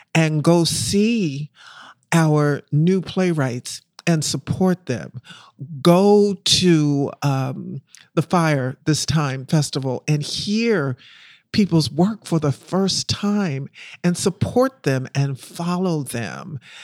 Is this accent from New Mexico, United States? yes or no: no; Philadelphia, Pennsylvania, United States; moved away as an adult; also born or lived in Harlem, New York / Brooklyn, New York; I'm from Philadelphia. I was born and raised in Philly. I'm still a Philly girl.